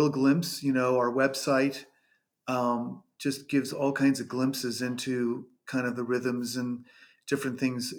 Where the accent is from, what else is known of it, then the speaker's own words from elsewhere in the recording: California, United States; moved away as an adult; also born or lived in Colorado; I moved from California, where I was born and raised